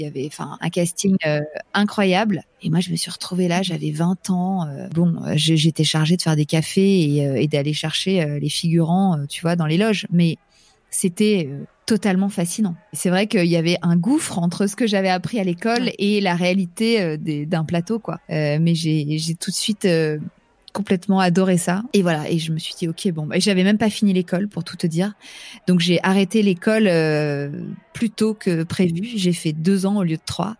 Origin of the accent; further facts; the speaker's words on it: Paris, Île-de-France, France; also born or lived in New York, United States; je suis parisienne